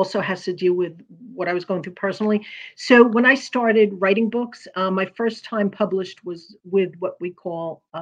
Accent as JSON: {"language": "English", "town": "New York City", "region": "New York", "country": "United States", "also_born_or_lived": "New Jersey / Pennsylvania / Alabama", "moved": "yes", "lives_now": "Virginia Beach, United States", "said": "I'm originally from Brooklyn, New York, if you could tell"}